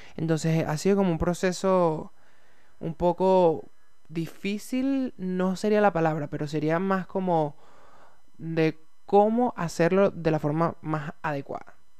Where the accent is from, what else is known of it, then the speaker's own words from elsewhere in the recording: Venezuela; now in Santiago, Chile; yo soy venezolano eh, y estoy viviendo en Santiago de Chile